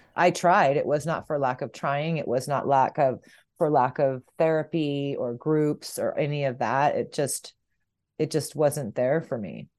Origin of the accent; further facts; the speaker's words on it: San Diego, California, United States; moved away as an adult; also born or lived in Bay Area, California; now in Hondo, United States; I was born and raised in San Diego